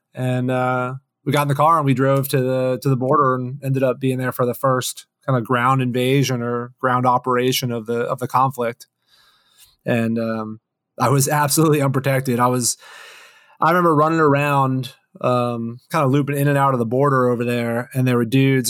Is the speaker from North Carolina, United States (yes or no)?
no; Florida, United States; moved away; also born or lived in Boston / Washington; I'm a Florida boy, actually. So spent, uh, first half of my life down there